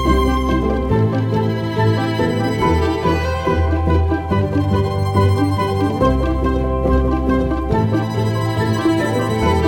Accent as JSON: {"language": "English", "town": "Zanesville", "region": "Ohio", "country": "United States", "tie": "born or raised there", "said": "I grew up in Zanesville, a town 2 hours north of the site of the tragedy in the Appalachian region of Ohio."}